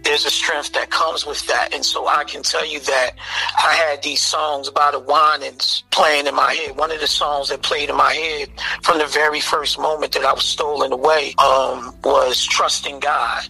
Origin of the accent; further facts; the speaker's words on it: Philadelphia, Pennsylvania, United States; I grew up in Philadelphia, the North Philadelphia area, uh, Abbotsford Projects.